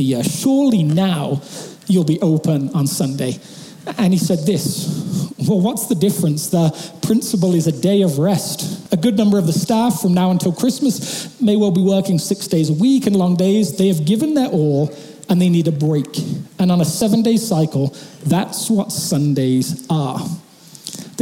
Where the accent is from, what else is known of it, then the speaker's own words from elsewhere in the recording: England, United Kingdom; moved away; my hometown back in England